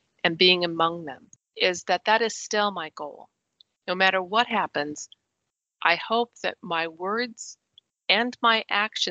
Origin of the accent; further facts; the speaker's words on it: Wyoming, United States; moved away; I was born and raised in Wyoming, which is very, very rural